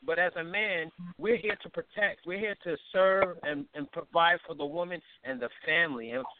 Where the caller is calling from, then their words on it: New York, United States; I'm calling from New York.